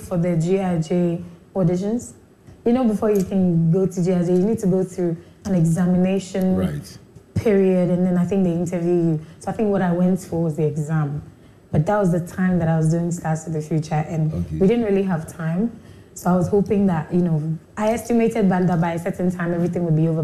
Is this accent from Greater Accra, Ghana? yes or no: yes; Accra, Greater Accra, Ghana; also born or lived in Liberia; I was born in Liberia, but we had to run to Ghana during the war in 1989. And that's when we came to Ghana, and I've been in Ghana since then. So yeah, growing up in Accra